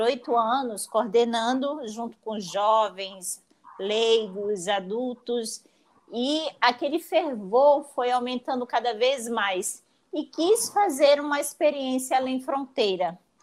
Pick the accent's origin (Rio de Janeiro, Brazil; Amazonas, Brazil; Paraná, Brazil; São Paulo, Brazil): Amazonas, Brazil; Manaus; also born or lived in Italy; Eu sou natural de Manaus